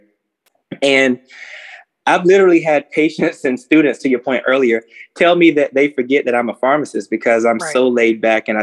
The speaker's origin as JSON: {"language": "English", "region": "South Georgia", "country": "United States", "tie": "born or raised there", "said": "growing up in South Georgia"}